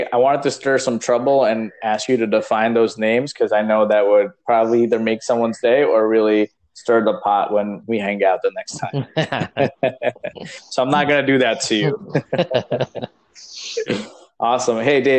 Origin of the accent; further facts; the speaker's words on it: New Jersey, United States; I'm from Jersey